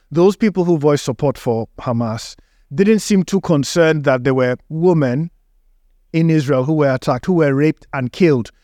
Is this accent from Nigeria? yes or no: yes; Nigeria; moved away; in Africa, where I grew up in Nigeria